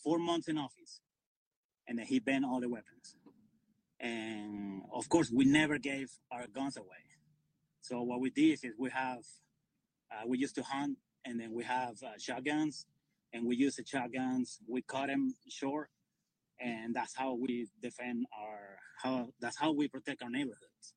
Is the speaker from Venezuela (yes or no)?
yes; Venezuela; moved away as an adult; now in United States; I'm from Venezuela. I came 21 years ago.